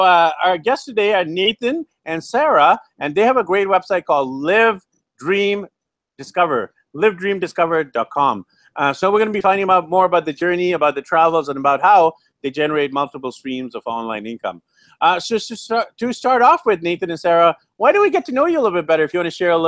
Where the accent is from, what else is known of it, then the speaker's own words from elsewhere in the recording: Vancouver, British Columbia, Canada; I'm from Vancouver, BC, Canada